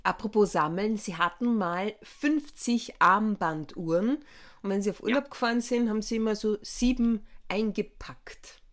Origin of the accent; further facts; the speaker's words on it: Villach, Carinthia, Austria; wo ich aufgewachsen bin, nämlich in Villach